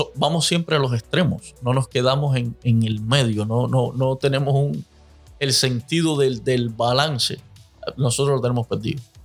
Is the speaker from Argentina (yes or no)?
no; Cuba; moved away; los cubanos, como buenos cubanos